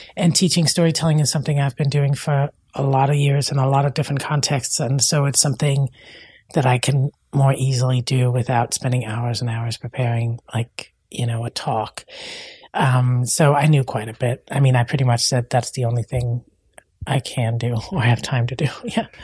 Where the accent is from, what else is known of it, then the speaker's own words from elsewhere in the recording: Denmark; English is a second language; moved away as an adult; now in United States; I'm from Denmark